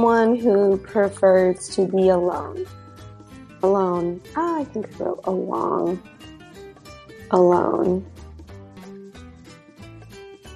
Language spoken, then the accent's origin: English; United States; I am not from Romania. I am from the United States. I am American. But I actually have ancestry that is Romanian